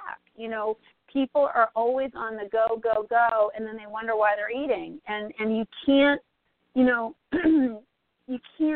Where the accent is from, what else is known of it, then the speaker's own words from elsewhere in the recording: Northeast, United States; I grew up in the Northeast